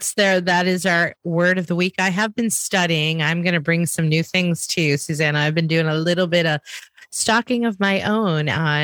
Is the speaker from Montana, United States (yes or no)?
no; Chicago, Illinois, United States; I'm from Chicago